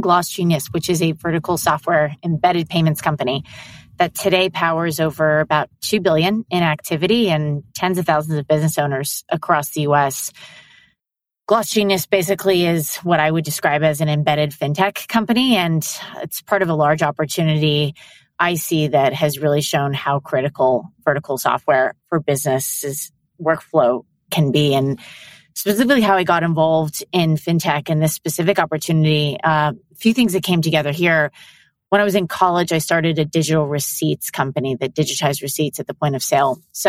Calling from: New York City, New York, United States; I am calling in from New York City.

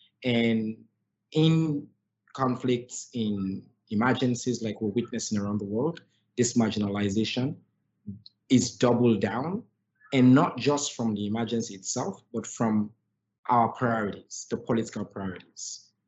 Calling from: Sierra Leone; So I think I'm joining you from Sierra Leone, and Purposeful is a global organization. We're based here in Sierra Leone

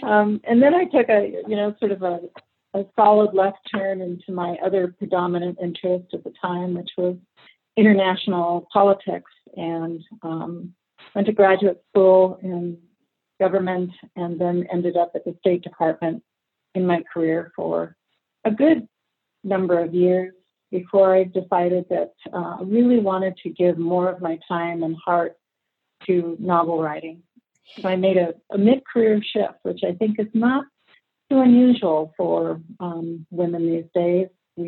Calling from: Idaho, United States; The Pacific Northwest, actually, specifically the Inland Northwest, which is along the panhandle of Idaho and about 100 miles south of Canada.

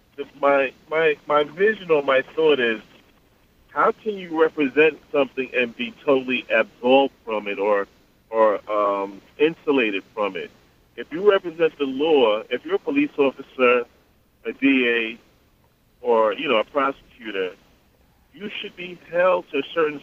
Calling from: Long Island, New York, United States; I'm calling from Long Island.

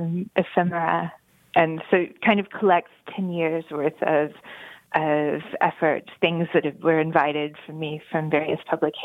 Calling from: Cambridge, East of England, United Kingdom; I'm calling from Peterhouse College at Cambridge University.

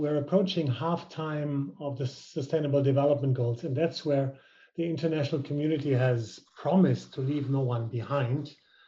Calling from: Berlin, Germany; I'm a European male wearing a white shirt with black glasses, and I'm calling you from Berlin

